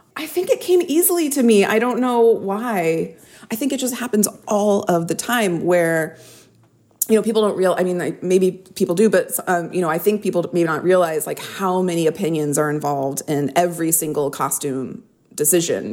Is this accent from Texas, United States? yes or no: yes; Texas, United States; I grew up in Texas